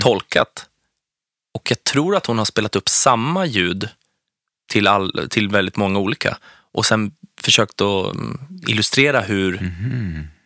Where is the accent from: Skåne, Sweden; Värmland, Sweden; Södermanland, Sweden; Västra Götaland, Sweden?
Södermanland, Sweden; Strängnäs; born or raised there